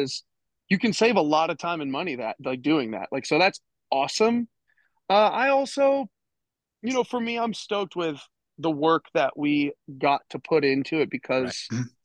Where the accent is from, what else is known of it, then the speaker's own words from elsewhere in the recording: Minnesota, United States; moved away as an adult; growing up in Minnesota